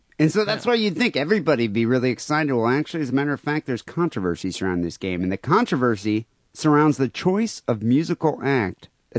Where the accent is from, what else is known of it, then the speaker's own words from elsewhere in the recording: Michigan, United States; Growing up in Michigan